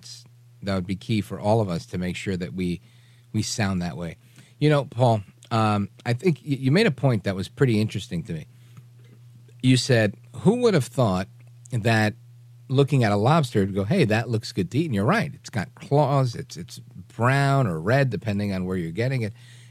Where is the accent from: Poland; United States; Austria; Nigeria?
United States; New York; I'm from New York